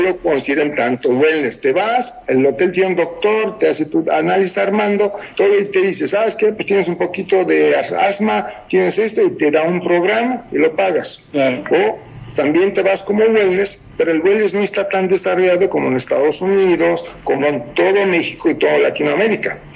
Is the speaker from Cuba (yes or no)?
no; Romania; first language Romanian; Spanish is a second language; Rumania es, un país, latino. Mi idioma es muy parecido al italiano